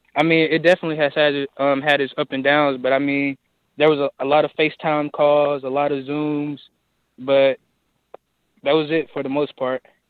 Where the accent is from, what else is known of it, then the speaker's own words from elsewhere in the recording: Forrest City, Arkansas, United States; I'm originally from Fort City, Arkansas, right down the road